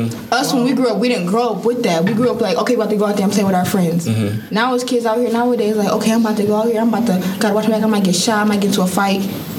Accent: Buffalo, New York, United States; born or raised there

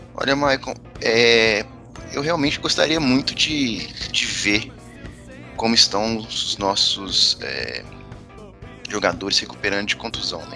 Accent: Minas Gerais, Brazil; eu, como bom mineiro

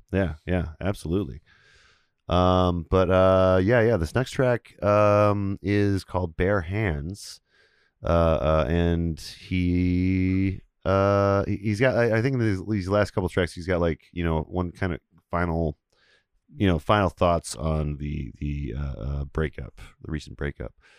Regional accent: Beloit, Wisconsin, United States; the kids I grew up with in Beloit

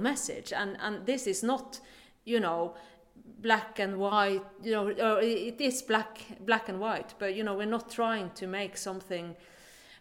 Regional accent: Vesterålen, Nordland, Norway; moved away; I am from Norway, from the very north of Norway, called Vesterålen Islands, above the Arctic Circle. That was where I was brought up.

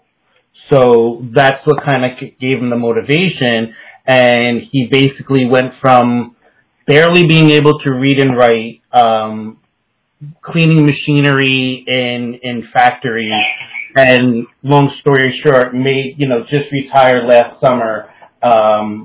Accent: Newark, New Jersey, United States; I grew up in the Ironbound section of Newark, so Italian family

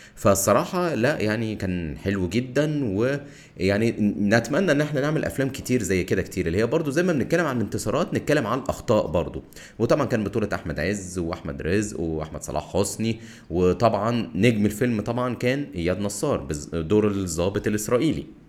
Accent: Egypt; علينا كمصريين

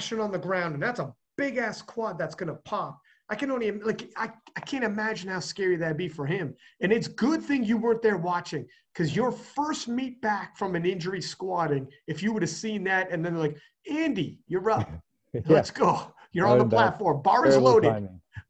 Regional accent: Canada; I'm Canadian

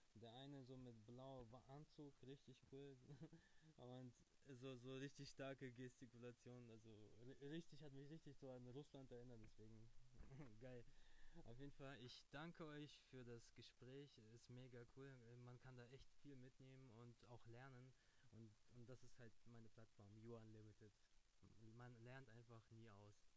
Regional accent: Kazakhstan; moved away; ich bin in Kasachstan geboren

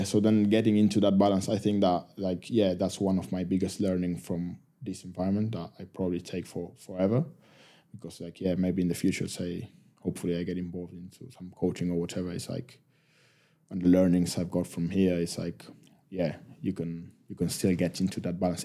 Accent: Argentina; first language Spanish; English is a second language; moved away as an adult; now in United Kingdom; we love our country

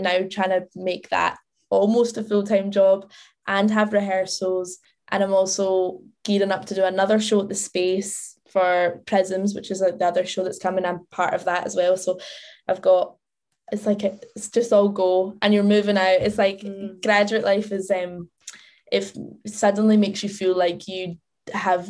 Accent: Wishaw, Scotland, United Kingdom; moved away as an adult; I am from a place called Wishaw, which is like just outside Glasgow.

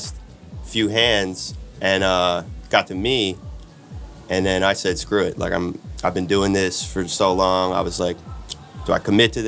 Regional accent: Delaware County, Pennsylvania, United States; moved away as an adult; now in Brooklyn, United States; From Delaware County

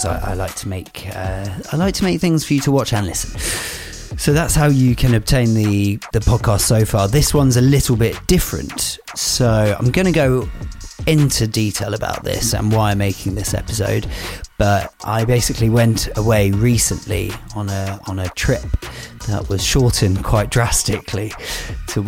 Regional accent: United Kingdom; as a British citizen

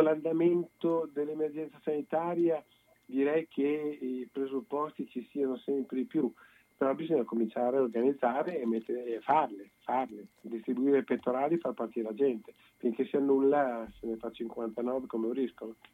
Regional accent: Bologna, Emilia-Romagna, Italy; da bolognesi

